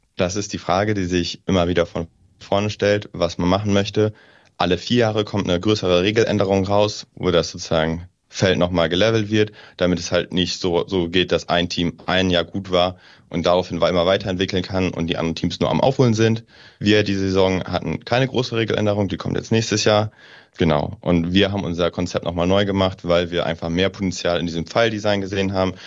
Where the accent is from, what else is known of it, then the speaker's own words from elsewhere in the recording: Northern Germany, Germany; now in Aachen, Germany; Ich komme oben aus dem Norden.